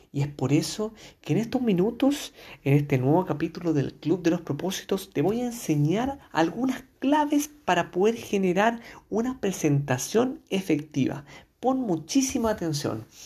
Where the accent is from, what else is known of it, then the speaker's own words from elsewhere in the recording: Chile; periodista de Chile